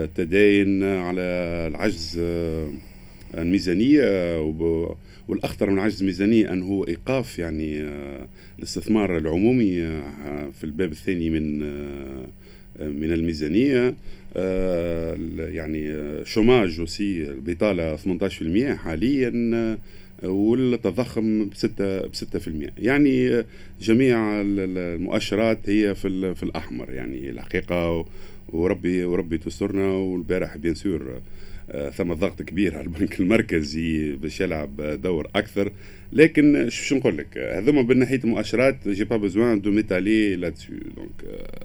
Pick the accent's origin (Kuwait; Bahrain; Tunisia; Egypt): Tunisia; انا انا كتونسي ونعرفوا احنا توانسه